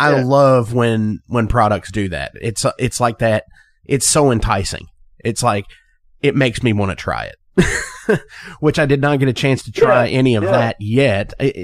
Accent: Louisville, Kentucky, United States; I'm from bourbon country. I'm from the Louisville, sure, Kentucky area.

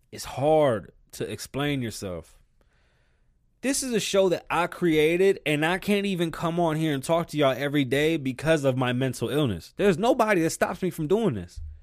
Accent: New York, United States; I'm from New York, you know, there's Jamaicans, there was Japanese folks, Cubans, Dominicans, Puerto Ricans, Irish, Jewish, uh, Armenians, you name it, we had it

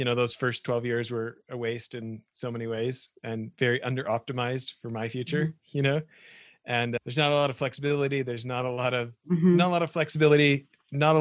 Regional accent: Western Canada, Canada; moved away; I grew up in Western Canada

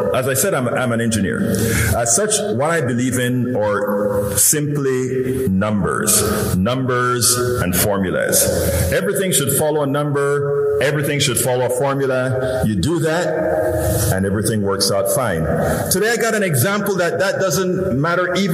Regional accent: Panama; now in Houston, United States; I'm originally from Central America, Panama, you know, that little peninsula, all the way in Central America. And when I grew up, one of the big things about the United States is that all of us, one of our dreams was to come to the United States

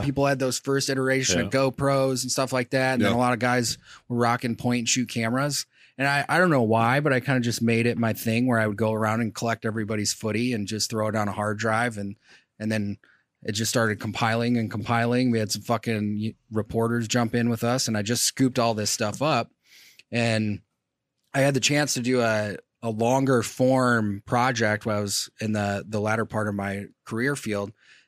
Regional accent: Michigan, United States; I'm from Michigan originally.

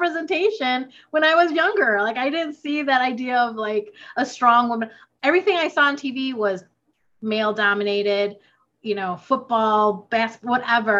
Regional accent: United States; also born or lived in Philippines; I'm Filipino American. So I moved to the States when I was 5

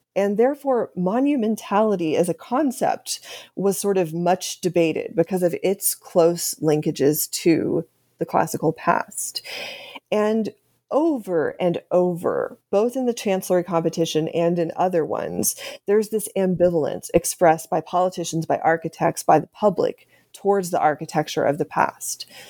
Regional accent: Austin, Texas, United States; moved away; I'm from Austin, Texas. That's where I grew up.

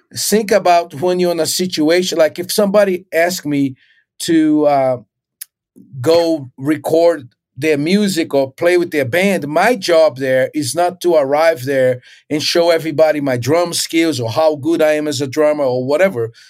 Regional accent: Recife, Pernambuco, Brazil; moved away as an adult; also born or lived in Rio de Janeiro, Brazil; I was born in Brazil, and I, I was in Recife, which is northeast.

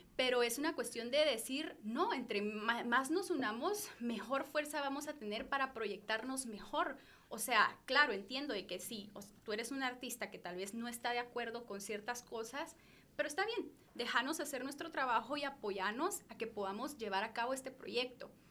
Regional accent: Guatemala; como sociedad guatemalteca

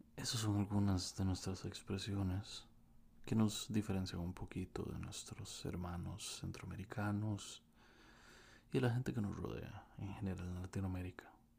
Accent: Costa Rica; un costarricense que vive en Costa Rica, mejor conocido como un tico

